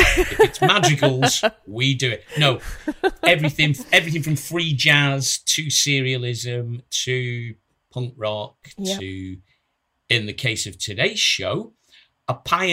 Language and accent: English; Wigan, North West England, United Kingdom; my hometown of Wigan